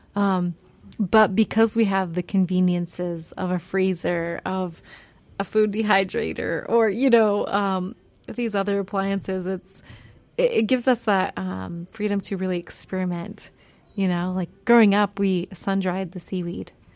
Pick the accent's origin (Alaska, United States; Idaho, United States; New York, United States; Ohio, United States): Alaska, United States; Yakutat; now in Sitka, United States; growing up in Yakutat